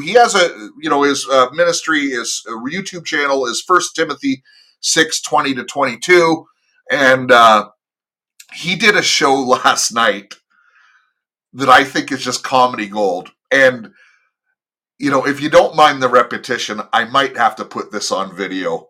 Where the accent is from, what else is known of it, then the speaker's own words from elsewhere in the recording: United States; I am an American